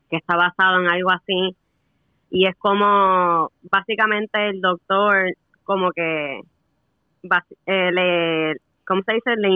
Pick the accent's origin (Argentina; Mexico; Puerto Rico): Puerto Rico; moved away as an adult; now in United States; Pues, o sea, me fui de Puerto Rico en el 2013.